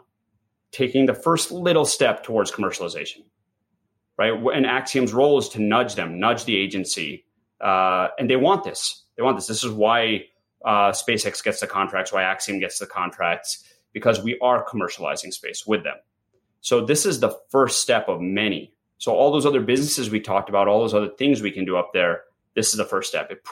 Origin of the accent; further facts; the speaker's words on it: New York, United States; first language English; I grew up here in New York. My parents moved 1972